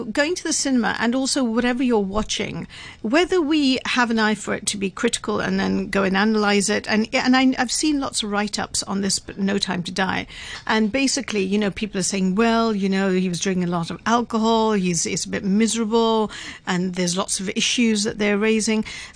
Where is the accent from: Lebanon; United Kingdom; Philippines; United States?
United Kingdom; I'm British